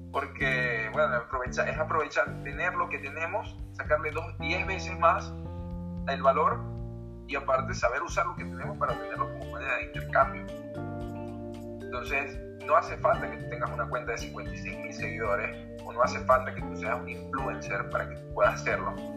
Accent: Venezuela; moved away as an adult; now in Peru; Yo soy de Venezuela, tengo 26 años.

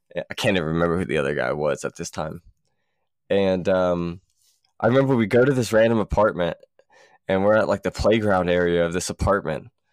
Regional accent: Columbus, United States; from where we're from, you know, back in Columbus

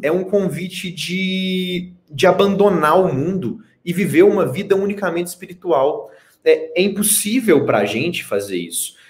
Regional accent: Belo Horizonte, Minas Gerais, Brazil; eu sou o único mineiro em BH ainda

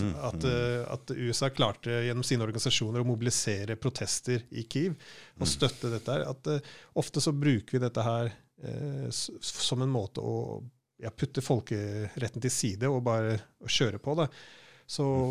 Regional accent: Norway

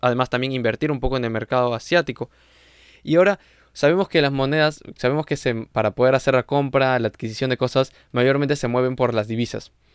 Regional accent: Peru; nosotros como peruanos también estamos manejando lo que es ese sector de agricultura

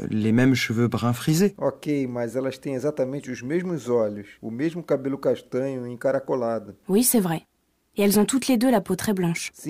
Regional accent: France; born there; Parce que je suis née dans le sud de la France. Dans ma ville natale, il fait toujours beau et chaud.

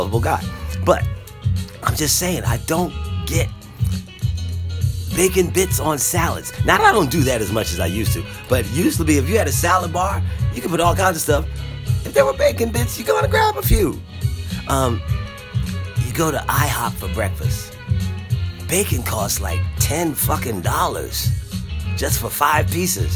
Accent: Philadelphia, Pennsylvania, United States; I grew up in Philadelphia, and I grew up as a part of a large family

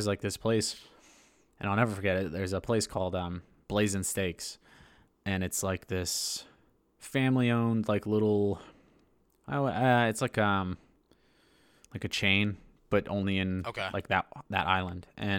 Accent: Hawaii, United States; I grew up in Hawaii.

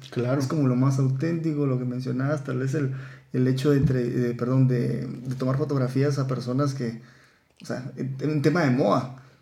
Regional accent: Guatemala; cómo nosotros como guatemaltecos vemos

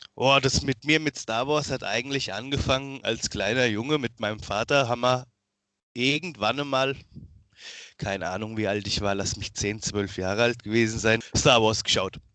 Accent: Miltenberg, Bavaria, Germany; ich bin 31 jetzt mittlerweile, komme aus Miltenberg, ist in der Nähe von Aschaffenburg

